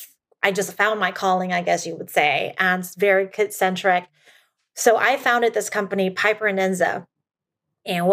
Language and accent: English; Taiwan; now in United States; I was brought up in Asia and within my culture, I'm first generation. Like I still have a Taiwan passport. I'm a PR here. I don't have a US passport.